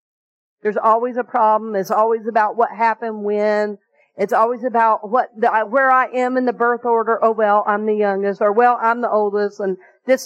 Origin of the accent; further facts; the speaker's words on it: the South, United States; the way I grew up in the South at that particular time.